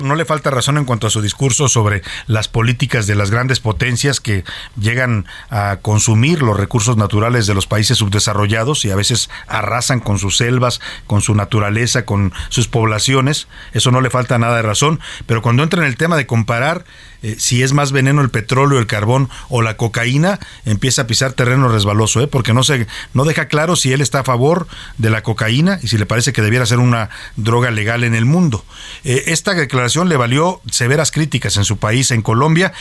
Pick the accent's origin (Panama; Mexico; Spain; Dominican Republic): Mexico; como mexicano